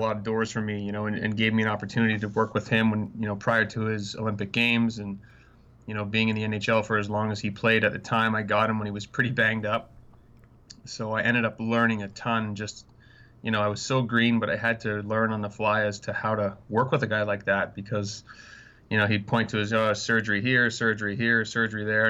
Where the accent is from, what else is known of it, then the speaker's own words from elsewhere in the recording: Canada; moved away; I'm Canadian. I love Canada